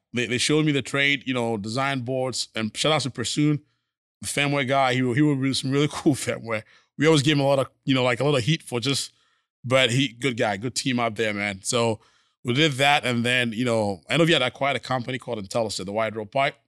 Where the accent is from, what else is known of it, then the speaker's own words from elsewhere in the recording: Ghana; moved away as an adult; also born or lived in Missouri / Minnesota / New York; now in Houston, United States; born and raised in Ghana